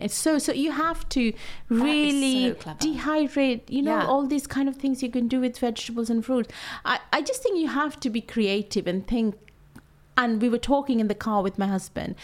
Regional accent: Kolkata, West Bengal, India; moved away; my mom and dad are from North India, which is Punjab, but I'm born and brought up in West Bengal

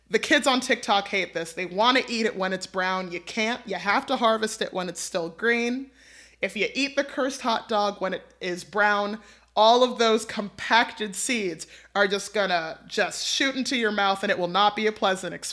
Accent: New York City, New York, United States; I'm a New Yorker.

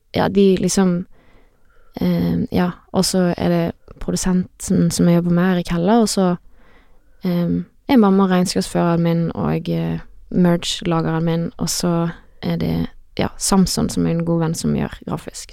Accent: Voss, Vestland, Norway; now in Bergen, Norway; Det er der jeg er fra

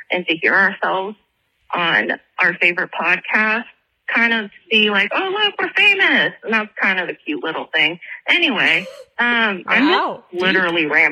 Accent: Iowa, United States; moved away; also born or lived in Philadelphia; I'm actually from Iowa. Um, I lived there for about 30 years

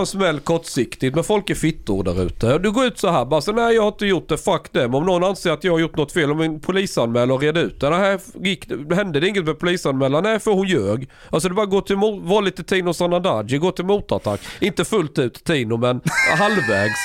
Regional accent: Skåne, Sweden; moved away; jag växte upp i Skåne

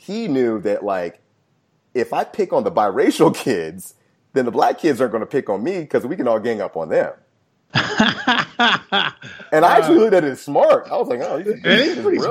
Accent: Chesapeake, Virginia, United States; Grew up in Chesapeake, Virginia

